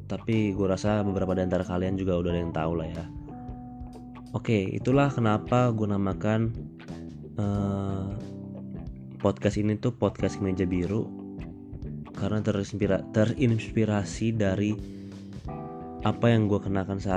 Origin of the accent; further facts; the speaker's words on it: Jakarta, Indonesia; born there; Iya, gue orang Batak, tapi lahir di Jakarta, lahir di rumah sakit Tebet, tahun 95.